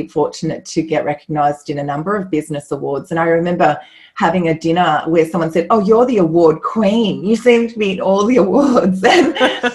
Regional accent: Australia; we're both Australian

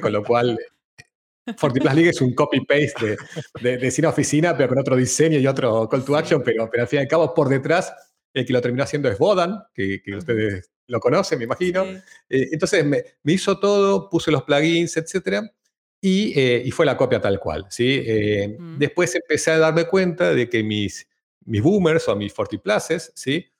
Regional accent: Argentina; moved away as an adult; also born or lived in Amsterdam, Netherlands; now in Madrid, Spain; argentino, viviendo en Europa hace 10 años, empezando por Ámsterdam y ahora en Madrid

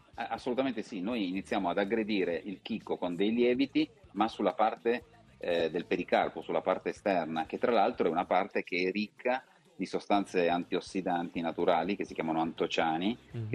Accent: Turin, Piedmont, Italy; io sono torinese, vivo a Torino e la mia azienda è a Vercelli

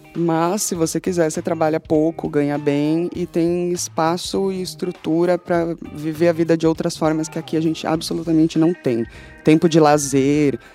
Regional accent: São Paulo, Brazil; also born or lived in London; Eu falo mais alto mesmo, e foda-se que é Zona Leste

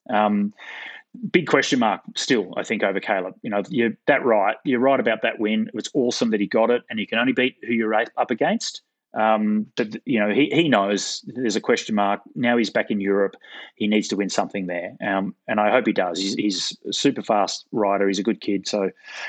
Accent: Gold Coast, Queensland, Australia; moved away; back in the day when I was a Queenslander, so I grew up racing in Queensland on the Gold Coast

